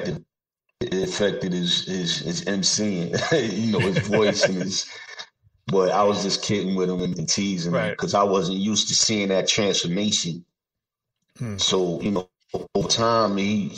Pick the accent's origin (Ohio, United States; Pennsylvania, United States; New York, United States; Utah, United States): New York, United States; New York City; I grew up in Brooklyn and Queens